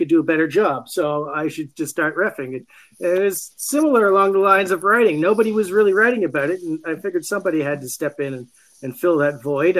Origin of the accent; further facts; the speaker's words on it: Canada; I'm from Canada